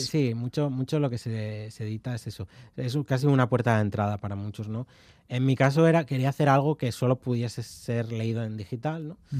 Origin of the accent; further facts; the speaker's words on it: León, Castile and León, Spain; also born or lived in Carrizo de la Ribera; soy de León y mi pueblo es de Carriz de la Ribera, es el pueblo de mi madre y, y yo he veraneado allí